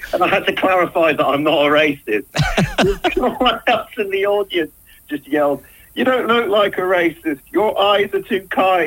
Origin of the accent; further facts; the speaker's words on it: Portsmouth, South East England, United Kingdom; I'm from Portsmouth, so everything above Winchester is like north for me.